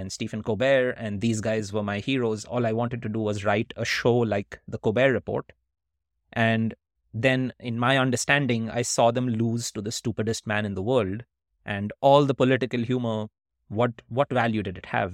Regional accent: Kolkata, West Bengal, India; when we were growing up in India

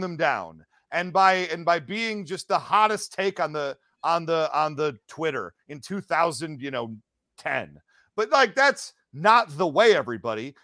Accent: Detroit, Michigan, United States; I'm from Detroit originally, uh, the Detroit metro area

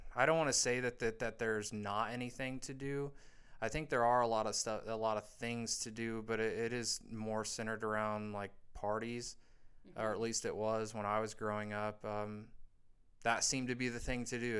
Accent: Indiana, United States; moved away; growing up where I grew up in a small in the small town that I grew up in Indiana

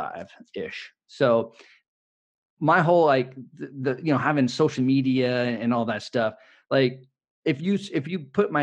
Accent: Bay Area, California, United States; I was born and raised in the Bay Area. I live in San Francisco

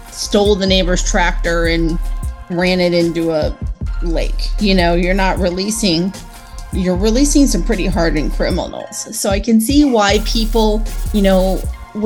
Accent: Illinois, United States; moved away; I'm from Illinois originally, spent about 20 years there.

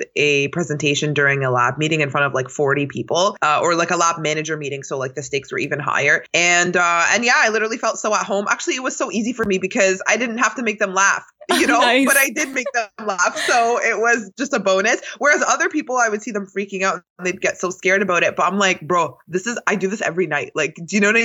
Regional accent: Toronto, Ontario, Canada; I was born and raised in Toronto. I still live here as of now.

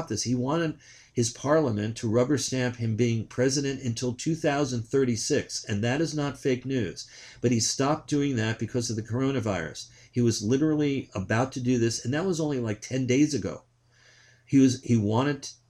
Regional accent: New York, United States; now in Willamette Valley, Oregon, United States; I grew up in New York

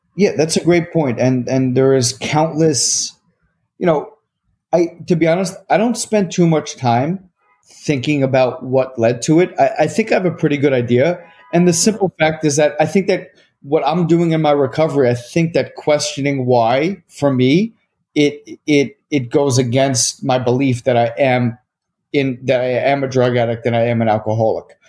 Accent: Short Hills, New Jersey, United States; I grew up in Short Hills, New Jersey

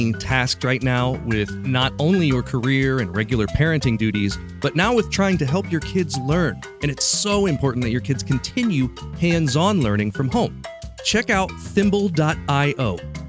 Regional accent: Ohio, United States; I grew up in Ohio, still live in Ohio today, and I hardly hear either of those words used around here.

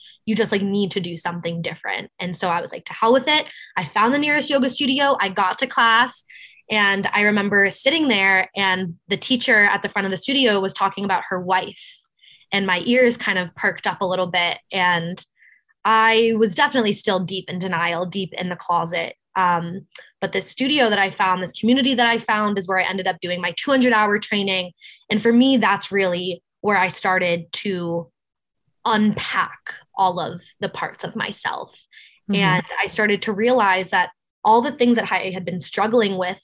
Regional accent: Cape Cod, Massachusetts, United States; now in New York, United States; I'm from Cape Cod, Massachusetts

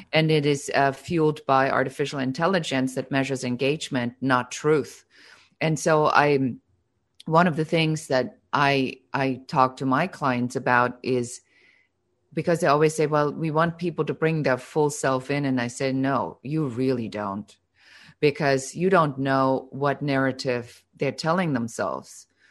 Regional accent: Germany; now in Los Angeles, United States; I'm originally from Germany, so most of you will hear still a little bit of an accent

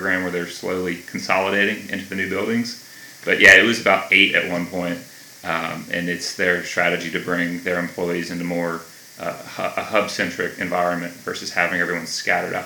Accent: Atlanta, Georgia, United States; also born or lived in Milledgeville, Georgia; I grew up in Gwinnett County, which is about 30, 40 minutes north of here

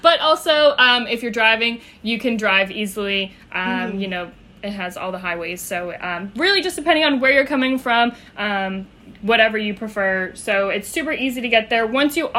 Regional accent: Portsmouth, New Hampshire, United States; moved away as an adult; now in Florida, United States; I grew up in Portsmouth, New Hampshire, which is about 45 minutes outside of Boston, right on the coastline.

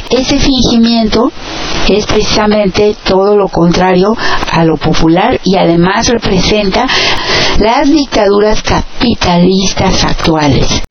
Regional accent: Mexico; now in United States; nosotros como mexicanos

